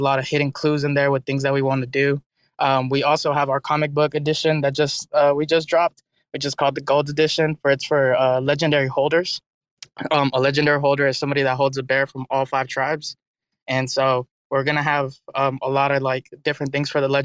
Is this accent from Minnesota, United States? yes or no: no; Dallas, Texas, United States; I'm from Dallas, Texas.